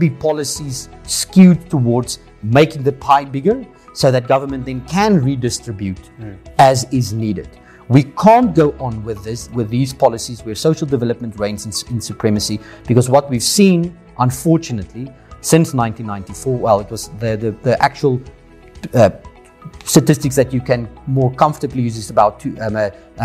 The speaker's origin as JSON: {"language": "English", "country": "South Africa", "said": "as investors in South Africa, as South African residents"}